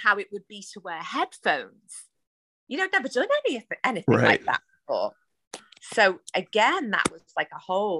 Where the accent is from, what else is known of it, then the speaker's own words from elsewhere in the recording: Liverpool, North West England, United Kingdom; we're from Liverpool